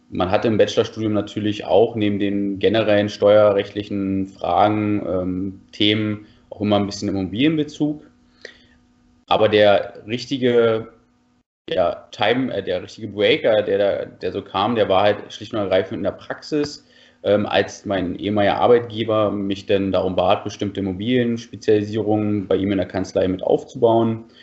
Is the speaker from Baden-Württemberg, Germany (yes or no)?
no; Falkensee, Brandenburg, Germany; now in Berlin, Germany; gut, ich bin im Haus aufgewachsen, also ich bin jetzt kein Stadtkind gewesen, komme ursprünglich aus Falkensee, bin dann aber als junger Mensch nach Berlin gezogen, wo es ja die meisten jungen Menschen hinzieht.